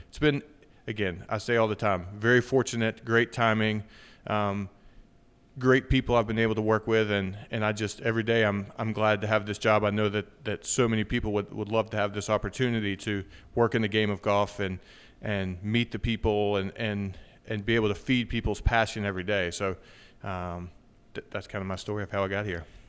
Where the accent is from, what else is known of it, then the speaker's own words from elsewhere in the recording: Wytheville, Virginia, United States; also born or lived in Danville, Virginia; I was born in Danville, Virginia, lived there till I was seven, and then moved over to Withville, which is where, uh, I lived until I went off to college